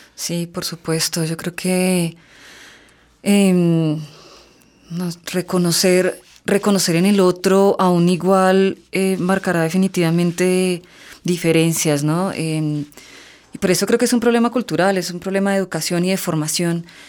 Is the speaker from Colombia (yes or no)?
yes; Colombia; nosotros como colombianos